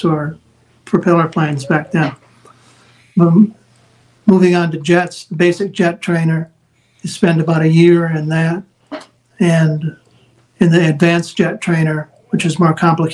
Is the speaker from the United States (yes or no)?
yes; Wisconsin, United States; moved away; my home state of Wisconsin